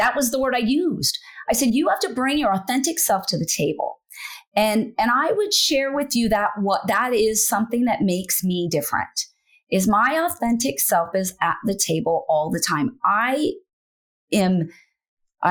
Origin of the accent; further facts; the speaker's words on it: Wyoming, United States; moved away as an adult; now in Nebraska, United States; I'm from Wyoming.